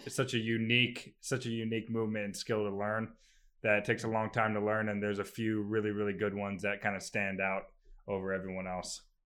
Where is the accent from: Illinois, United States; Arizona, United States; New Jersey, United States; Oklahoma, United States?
Arizona, United States; Phoenix; now in Maryland, United States; I'm from Phoenix, Arizona originally